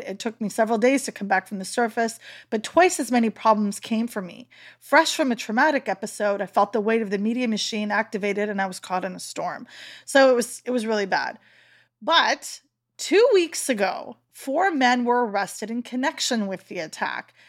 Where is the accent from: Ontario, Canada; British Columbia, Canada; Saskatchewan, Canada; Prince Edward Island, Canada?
Prince Edward Island, Canada; North Shore; I'm from the Northwest Shore there, that's where I am, and I consider home